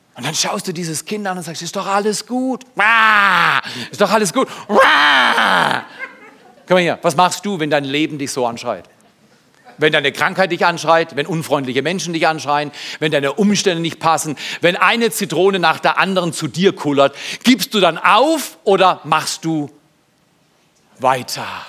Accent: Freiburg, Baden-Württemberg, Germany; ich komme aus Haslach, du nicht. Ich wäre gerne in Herdern geboren, aber ich bin Haslach groß geworden. Das ist die Loser-Gegend in Freiburg

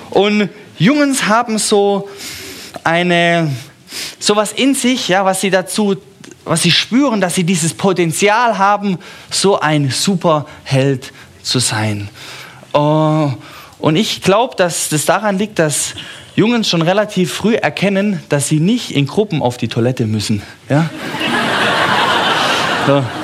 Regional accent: Stuttgart, Baden-Württemberg, Germany; born there; So, ich bin zwar in Stuttgart geboren, manche vermuten auch, dass ich in Stuttgart sterben werde

